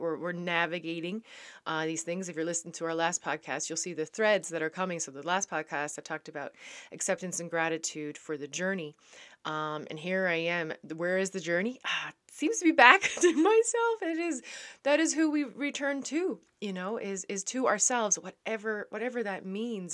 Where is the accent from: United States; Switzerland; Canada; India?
Canada; also born or lived in Netherlands; I am a Canadian back in Canada.